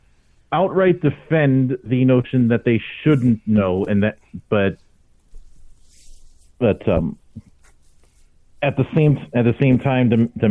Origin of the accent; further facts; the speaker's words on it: Minneapolis, Minnesota, United States; I was born in Minneapolis